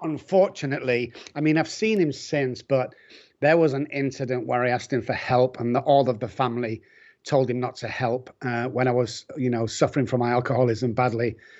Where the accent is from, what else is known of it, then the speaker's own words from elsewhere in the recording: Manchester, North West England, United Kingdom; I'm from Manchester